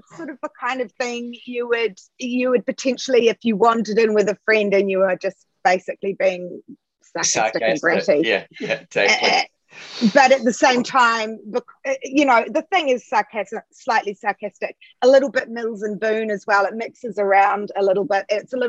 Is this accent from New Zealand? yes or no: yes; New Zealand; And it really does relate back to a generation of growing up in New Zealand, I guess, at the end or during a time where there was still there was still that ideal New Zealand